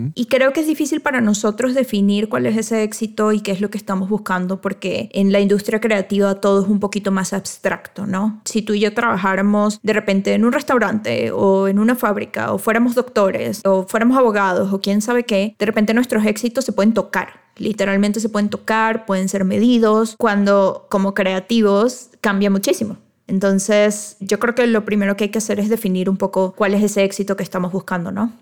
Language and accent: Spanish; Venezuela; now in Mexico; yo soy venezolana, entonces vengo de Venezuela, trabajo aquí en México